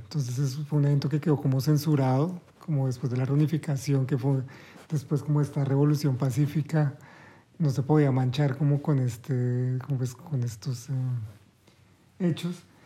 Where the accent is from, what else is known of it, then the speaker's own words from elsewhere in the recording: Bucaramanga, Santander, Colombia; moved away as an adult; also born or lived in Bogotá; now in Berlin, Germany; yo soy de Bucaramanga, estoy en Bogotá